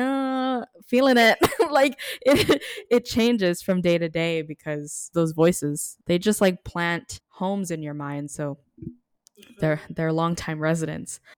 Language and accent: English; Philippines; To get to say that I'm Filipino is a gift. So thank you for that reminder. Our generation gets a little too sour but being Filipino is is wonderful.